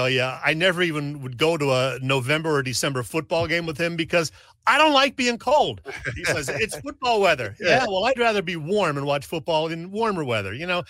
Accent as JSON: {"language": "English", "town": "Hazleton", "region": "Pennsylvania", "country": "United States", "tie": "born or raised there", "said": "my hometown area, Hazleton, Pennsylvania"}